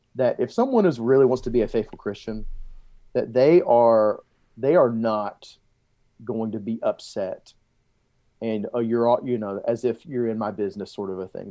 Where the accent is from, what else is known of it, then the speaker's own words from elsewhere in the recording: Montgomery, Alabama, United States; now in Texas, United States; I grew up in Mo-, Montgomery, Alabama